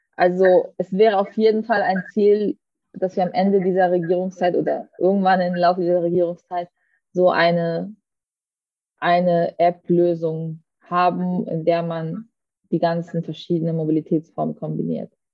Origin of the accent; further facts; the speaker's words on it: Southern Germany, Germany; für mich als Süddeutsche